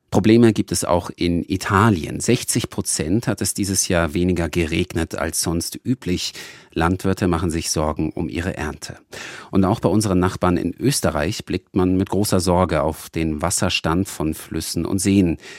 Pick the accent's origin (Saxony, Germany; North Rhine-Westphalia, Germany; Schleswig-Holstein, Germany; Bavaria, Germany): Bavaria, Germany; bei uns in Bayern